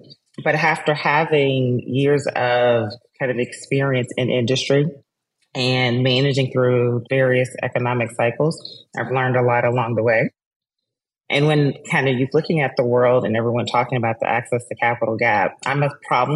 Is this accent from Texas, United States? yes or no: yes; Texas, United States; I'm a Texan